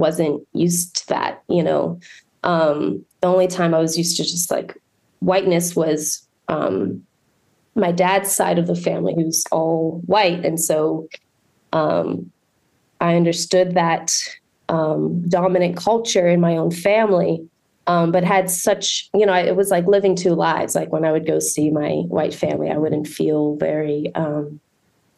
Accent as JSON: {"language": "English", "area": "Montgomery County", "region": "Maryland", "country": "United States", "tie": "born or raised there", "also_born_or_lived": "Brazil", "lives_now": "Baltimore, United States", "said": "I was born in Brazil. And then I moved here and I grew up in Montgomery County."}